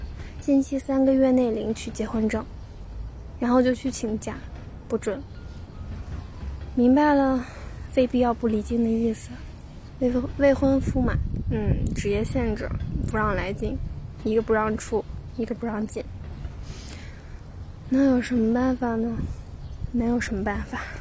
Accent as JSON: {"language": "Chinese", "region": "Shanxi", "country": "China", "moved": "as an adult", "lives_now": "Beijing, China", "said": "假的齐天大圣。家是山西的，在北京读研究生。"}